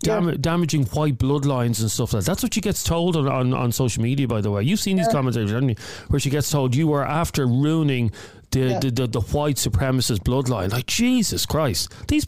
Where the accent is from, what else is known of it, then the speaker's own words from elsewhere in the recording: Ireland; Your daughter's obviously as Irish as I am